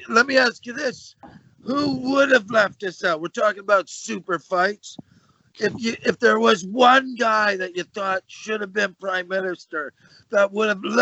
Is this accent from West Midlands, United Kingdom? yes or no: yes; Birmingham, West Midlands, United Kingdom; Ghetto, I'm from Birmingham